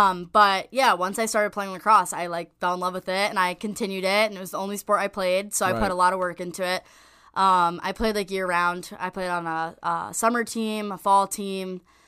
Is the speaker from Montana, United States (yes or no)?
no; New Jersey, United States; I'm from North Jersey.